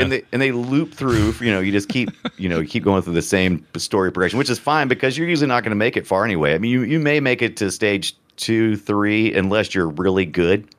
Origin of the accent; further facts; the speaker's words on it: United States; I'm a, I'm an American